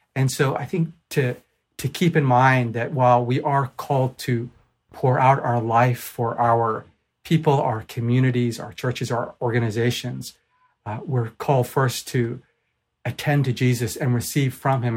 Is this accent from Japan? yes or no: yes; Japan; moved away; also born or lived in Vancouver; I'm from Japan originally